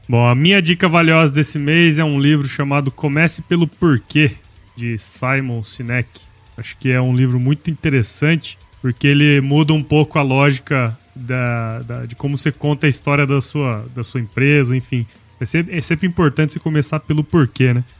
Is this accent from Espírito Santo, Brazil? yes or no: no; Cuiabá, Mato Grosso, Brazil; moved away; also born or lived in São Paulo; Eu sou aqui de Mato Grosso